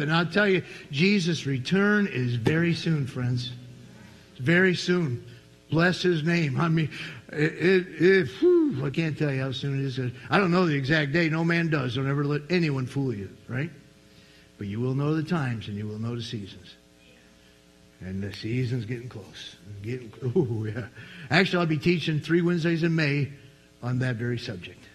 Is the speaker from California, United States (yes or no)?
no; New York, United States; I was from New York